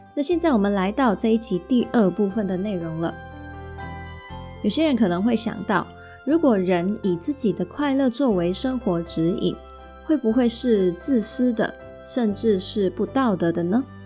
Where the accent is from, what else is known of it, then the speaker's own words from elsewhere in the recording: Hong Kong; first language Mandarin; also born or lived in Taiwan; 我从小又是在香港这个地方生活，还有受教育